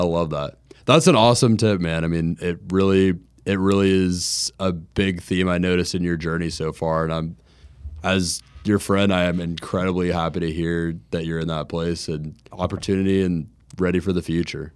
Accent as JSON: {"language": "English", "town": "Jacksonville", "region": "Florida", "country": "United States", "tie": "born or raised there", "said": "growing up in Jacksonville"}